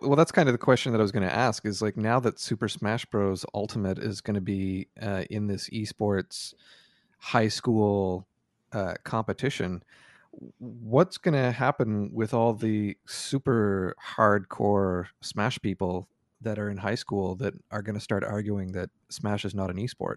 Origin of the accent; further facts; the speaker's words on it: Canada; feels weird to me as a Canadian